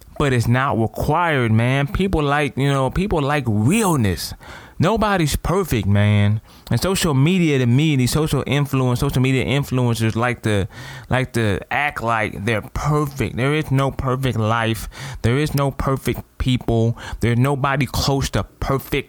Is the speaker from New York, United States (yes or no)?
no; Toledo, Ohio, United States; I'm from Toledo, Ohio.